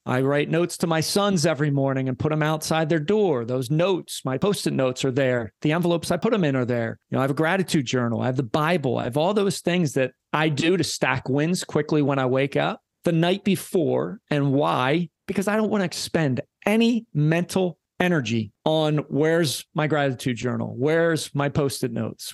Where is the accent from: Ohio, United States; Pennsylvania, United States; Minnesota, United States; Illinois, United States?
Pennsylvania, United States; Philadelphia; I'm from Philly